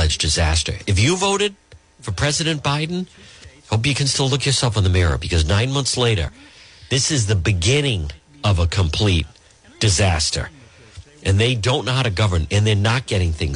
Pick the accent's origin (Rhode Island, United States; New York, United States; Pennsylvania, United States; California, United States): Rhode Island, United States; Providence; I grew up in Edgewood, right not far from there.